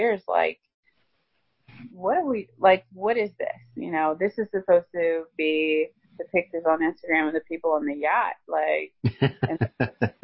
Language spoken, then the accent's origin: English; Cookeville, Tennessee, United States; I am a Tennessee country girl. I grew up in Cookeville, Tennessee, which is 45 minutes from Nashville.